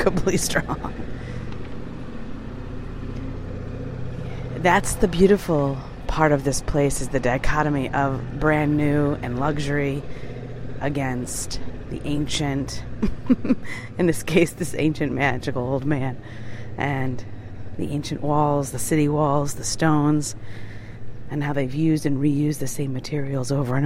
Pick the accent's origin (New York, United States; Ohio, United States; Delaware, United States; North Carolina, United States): New York, United States; I'm a New Yorker at heart